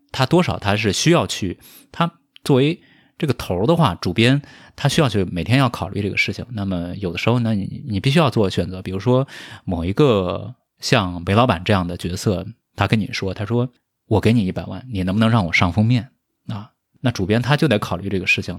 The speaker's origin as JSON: {"language": "Chinese", "area": "rural southern China", "region": "Anhui", "country": "China", "tie": "born or raised there", "moved": "yes", "said": "因为我是一个来自于中国南方这个乡村的少年"}